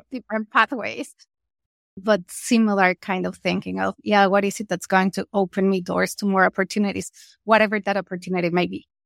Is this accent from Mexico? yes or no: yes; Mexico; I'm from Mexico